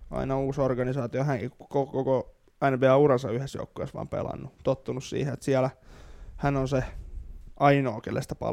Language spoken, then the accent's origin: Finnish; Finland; Ollaan niin suomalaisia